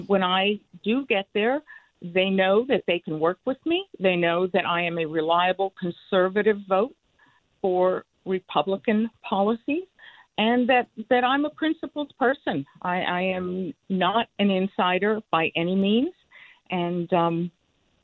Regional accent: Cuba; first language Spanish; English is a second language; now in Connecticut, United States; I am Cuban. I escaped Cuba and Castro's communist revolution with my mother and sister.

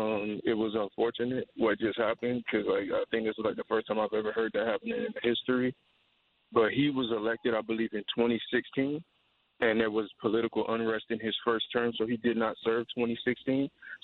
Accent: United States; I've been born and raised in America, but I've seen it from both sides as a U.S. citizen, as a Haitian descendant.

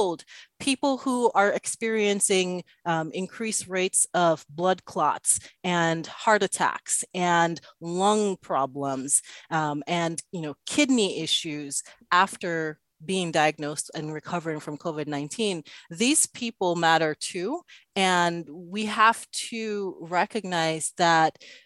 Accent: Antigua & Barbuda; moved away; also born or lived in Dominica; growing up, that time that I spent in Antigua and in Dominica

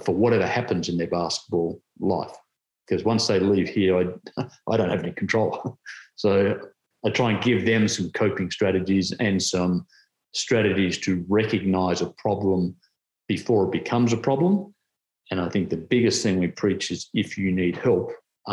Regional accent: Tasmania, Australia; My home state

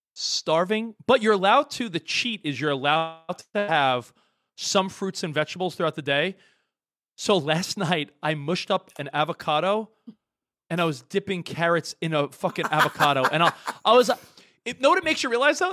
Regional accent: New York, United States; now in Los Angeles, United States; I grew up in New York and I live in L

